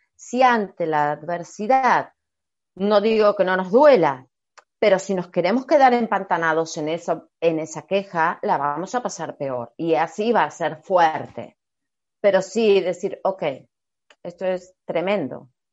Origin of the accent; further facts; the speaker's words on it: Argentina; yo como argentina